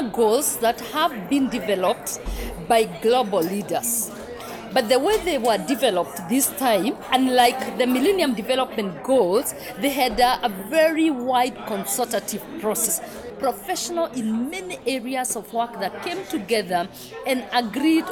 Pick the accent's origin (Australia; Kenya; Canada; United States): Kenya; I come from Kenya